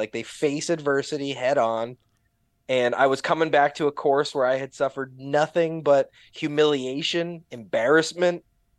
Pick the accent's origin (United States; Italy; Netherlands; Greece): United States; Midwest; I grew up in the Midwest and the North.